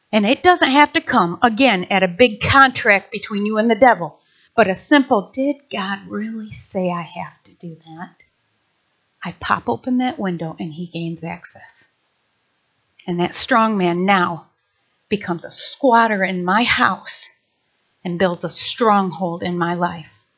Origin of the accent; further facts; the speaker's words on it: Nashville, Michigan, United States; I grew up in Maple Valley, Nashville, Michigan.